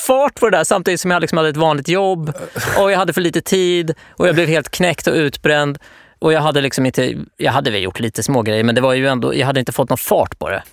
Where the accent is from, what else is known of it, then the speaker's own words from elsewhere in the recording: Norrköping, Östergötland, Sweden; Jag kommer från Norrköping